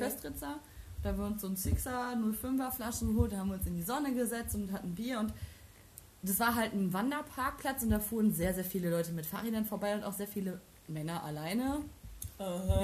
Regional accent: Germany; Ich bin froh, in Deutschland geboren zu sein

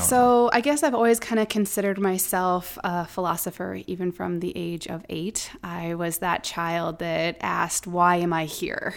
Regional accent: Omaha, Nebraska, United States; also born or lived in Colorado; before moving back to Omaha, my hometown

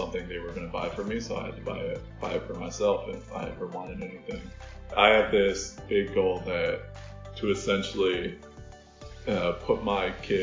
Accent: Minnesota, United States; Growing up in Minnesota

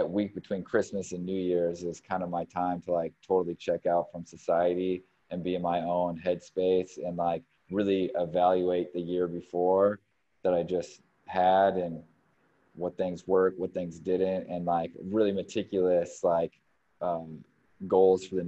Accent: California, United States; moved away as an adult; also born or lived in Sonoma, California / San Diego, California / Milwaukee, Wisconsin; now in Chicago, United States; I was born and raised in California and lived all over California.

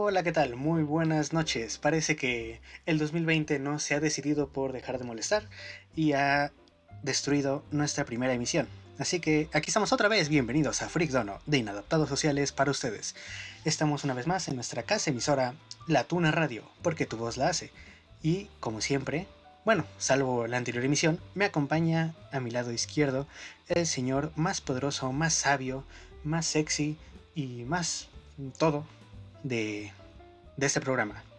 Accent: Mexico; yo soy el único que no, no queda como mexicano

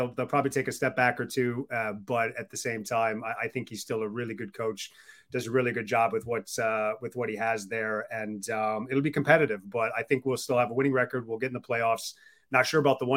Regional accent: Wisconsin, United States; moved away as an adult; also born or lived in West Coast of the United States; I'm originally from the West Coast of the States, but did most of my growing up in the Midwest and Wisconsin

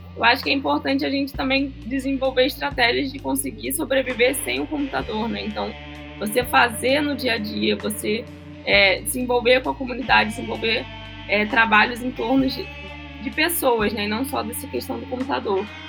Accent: Southeast, Brazil; moved away; eu que sou do Sudeste

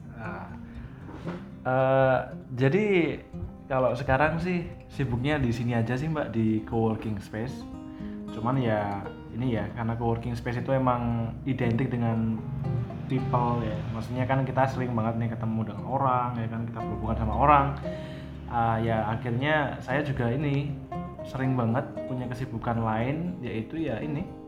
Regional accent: Surakarta, Central Java, Indonesia; kita sebagai orang Solo

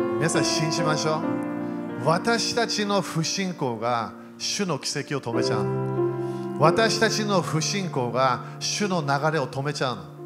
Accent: Japan; 日本で生まれた

